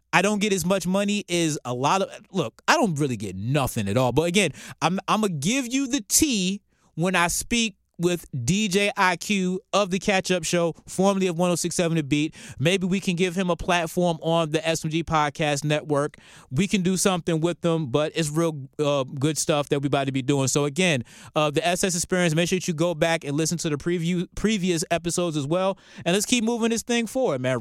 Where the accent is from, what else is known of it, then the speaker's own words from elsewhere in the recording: Norfolk, Virginia, United States; my hometown of Norfolk, Virginia